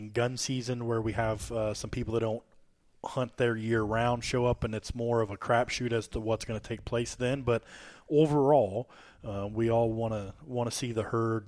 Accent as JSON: {"language": "English", "town": "Warsaw", "region": "Illinois", "country": "United States", "said": "I'm from Warsaw. This is, you know, between Hamilton and Nauvoo"}